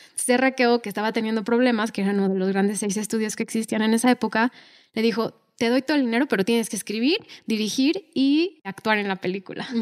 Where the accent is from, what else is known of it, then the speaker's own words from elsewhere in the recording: Mexico; nosotros somos de México